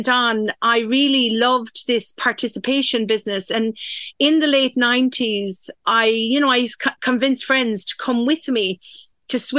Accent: Dingle, Munster, Ireland; also born or lived in Donegal; I grew up in Dingle. I was born actually in Donegal, from a fishing family.

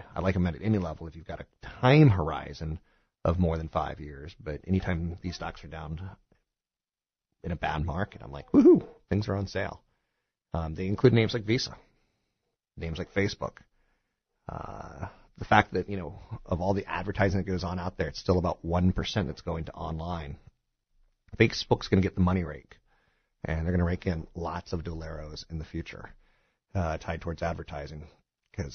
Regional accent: East Coast, United States; now in California, United States; I'm a transplant from the East Coast to California, and it's really funny.

